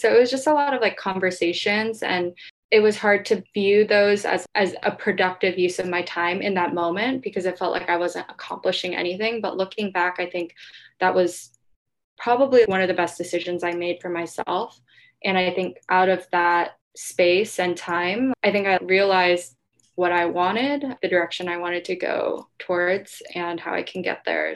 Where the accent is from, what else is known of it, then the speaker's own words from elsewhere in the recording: Ohio, United States; now in New York, United States; I grew up in Ohio, so I have kind of a network there already